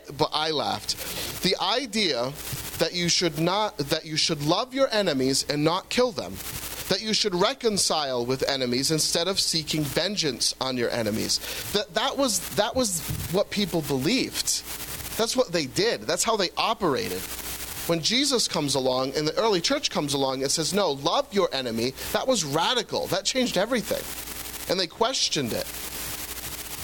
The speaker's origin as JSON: {"language": "English", "country": "United States", "said": "As Americans"}